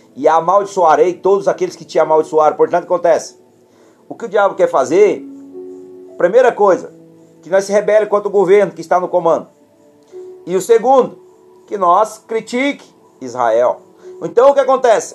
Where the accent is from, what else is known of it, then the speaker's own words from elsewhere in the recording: Brazil; nós somos brasileiros